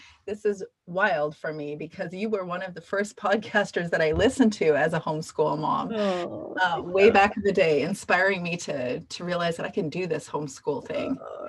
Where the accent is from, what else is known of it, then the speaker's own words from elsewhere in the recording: Canada; Ironically, American history was a big one as a Canadian.